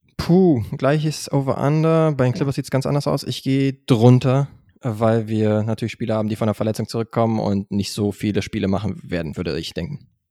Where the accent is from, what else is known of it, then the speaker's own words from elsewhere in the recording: Germany; wir als Deutsche